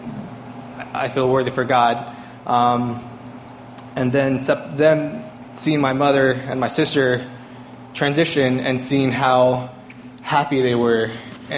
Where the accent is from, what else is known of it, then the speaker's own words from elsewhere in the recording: California, United States; moved away as an adult; also born or lived in Boston; I grew up here in California.